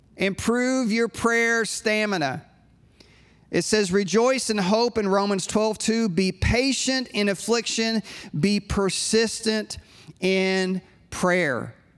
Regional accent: United States; I'm a pastor from the States

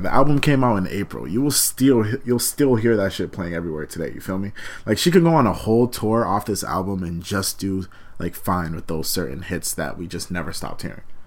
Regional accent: Malden, Massachusetts, United States; I'm from Malden, but when people don't know the area I'd be like, oh, I'm like 15, 20 minutes outside of Boston

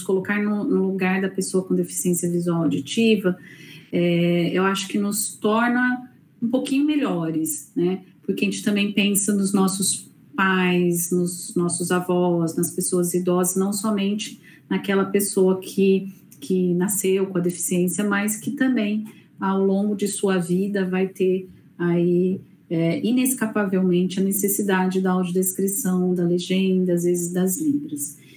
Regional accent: Brazil; como brasileira, como cidadã

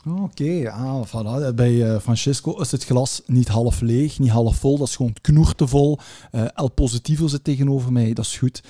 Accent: Belgium; we zijn al met twee Belgen

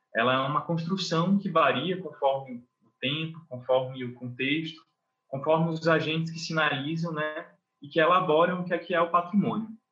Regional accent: Brazil; eu sou nascido na Baixada

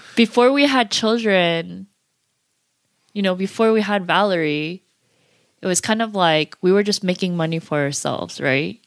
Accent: United States; we're pretty American now

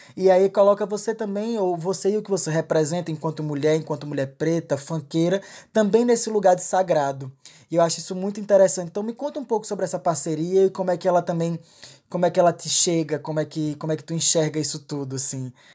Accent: Pernambuco, Brazil; esteja na minha terra, que você esteja fazendo parceria com os meus amigos, com as minhas amigas, que esteja conhecendo o funk daqui

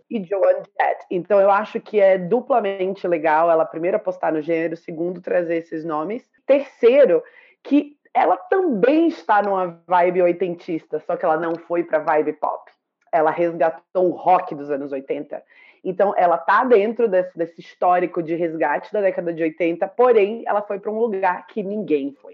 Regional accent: Salvador, Bahia, Brazil; Eu, como baiana soteropolitana

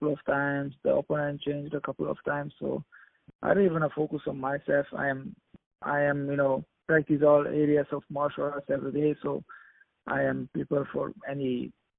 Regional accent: Hungary; I am from Hungary, and the country is behind me

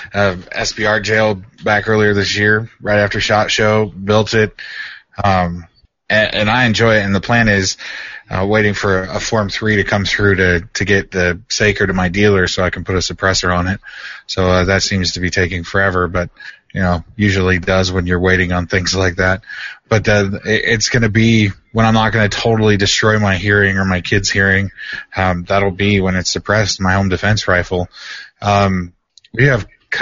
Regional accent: Oregon, United States; I grew up in Oregon

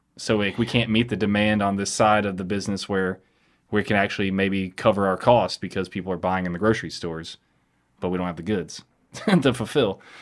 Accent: Chelsea, Alabama, United States; now in Birmingham, United States; we grew up in the in Chelsea

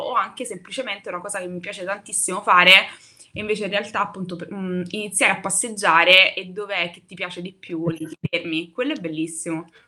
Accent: Naples, Campania, Italy; moved away as an adult; now in Rome, Italy; sono, mh, da Napoli, io sono napoletana

